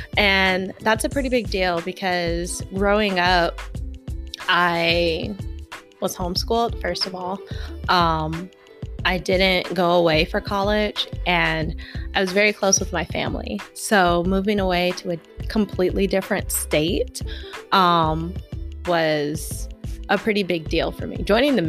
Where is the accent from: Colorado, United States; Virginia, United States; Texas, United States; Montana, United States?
Texas, United States; Houston; moved away as an adult; now in Escondido, United States; I currently live in Escondido, California. I moved out here from Houston, Texas when I joined the military, and my first and only duty station was in San Diego County, and that's what brought me to California.